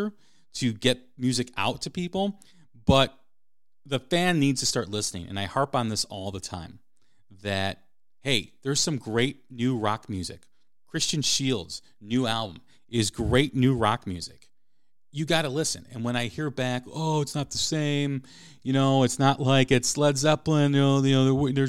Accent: Chicago, Illinois, United States; the market that I grew up in Chicago

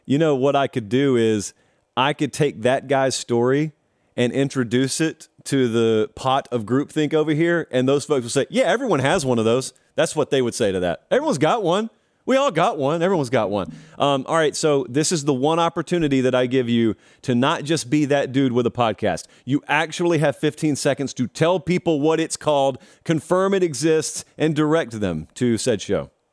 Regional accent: West Central Georgia, United States; growing up in West Central Georgia

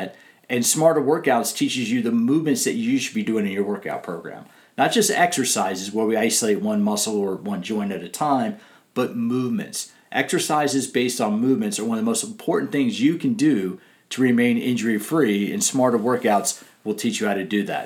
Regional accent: Silver Spring, Maryland, United States; I grew up in Silver Spring, about 3 miles away from College Park

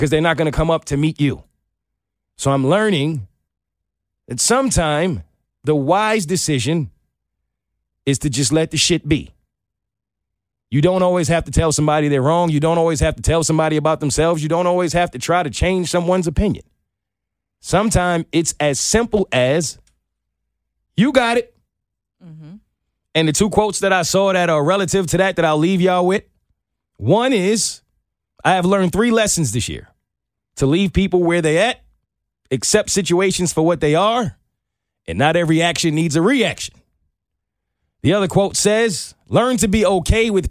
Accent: New York, United States; growing up in New York

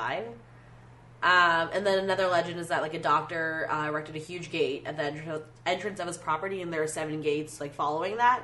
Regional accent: Florida, United States; now in Chicago, United States; I'm from Florida

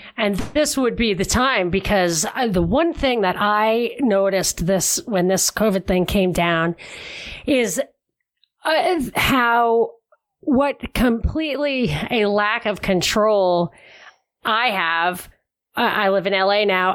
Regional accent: New York City, New York, United States; now in Los Angeles, United States; I'm really originally from Brooklyn.

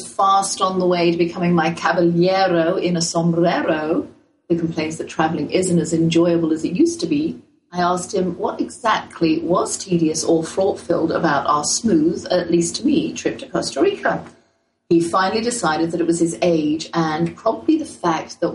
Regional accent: England, United Kingdom; accent: English; now in United States; my boldest English accent

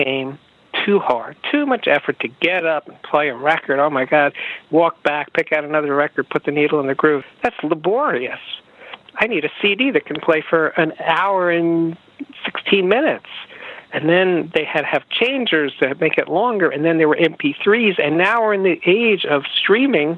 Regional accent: New York, United States; I'm a New Yorker

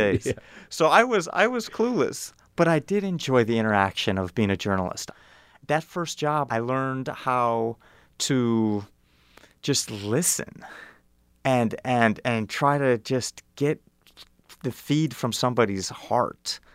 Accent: Evanston, Illinois, United States; moved away as an adult; now in Kenya; I grew up in Evanston, Illinois

